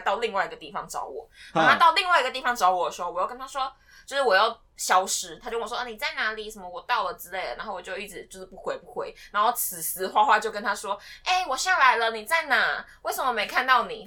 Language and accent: Chinese; Taiwan; 我是台湾人